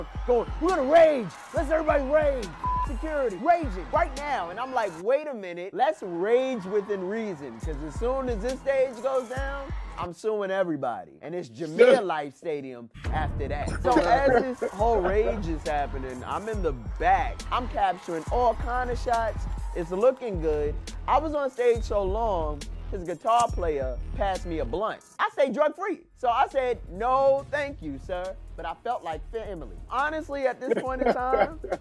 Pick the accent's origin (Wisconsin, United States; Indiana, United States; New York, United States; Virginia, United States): New York, United States; New York City; I'm from Brooklyn, New York